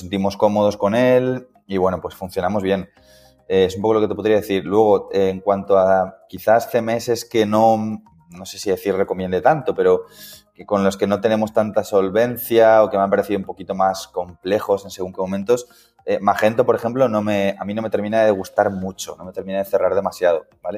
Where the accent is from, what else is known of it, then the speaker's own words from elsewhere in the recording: Coslada, Community of Madrid, Spain; vivo en Coslada, ¿vale? Dentro de Madrid, soy de Coslada